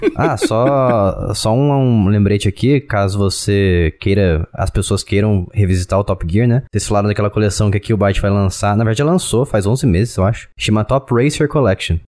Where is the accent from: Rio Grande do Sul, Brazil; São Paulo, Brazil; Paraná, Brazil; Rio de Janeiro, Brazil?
São Paulo, Brazil; eu sou do estado de São Paulo